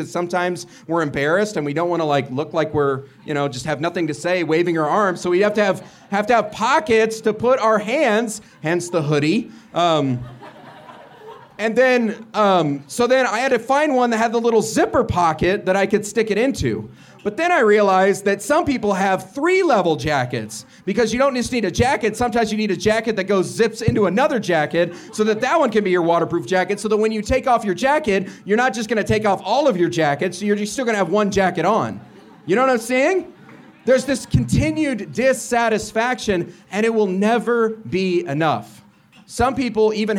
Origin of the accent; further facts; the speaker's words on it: Illinois, United States; now in Colorado, United States; I'm from Illinois and I moved out to Colorado